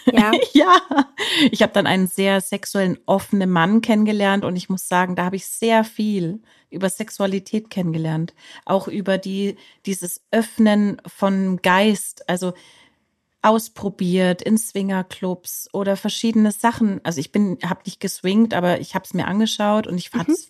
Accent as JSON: {"language": "German", "region": "Bavaria", "country": "Germany", "said": "ich komme aus Bayern."}